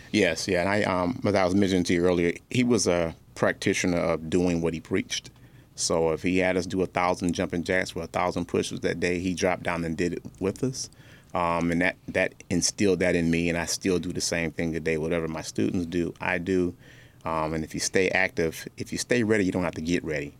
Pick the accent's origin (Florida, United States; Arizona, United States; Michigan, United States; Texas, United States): Michigan, United States; Detroit; also born or lived in North Carolina; my mother and I grew up in Detroit um, on the east side, then uh, north end and east side